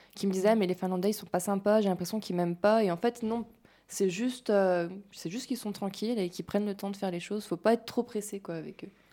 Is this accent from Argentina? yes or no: no; France